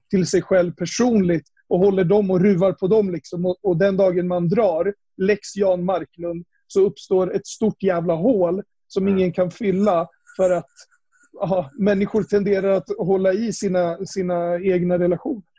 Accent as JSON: {"language": "Swedish", "town": "Upplands Väsby", "region": "Stockholm County", "country": "Sweden", "tie": "born or raised there", "said": "jag är uppvuxen här i Upplands Väsby"}